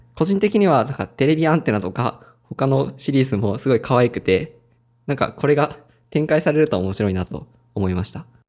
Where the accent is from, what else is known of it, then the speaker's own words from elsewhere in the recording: Ehime, Japan; 地元が愛媛なんですけど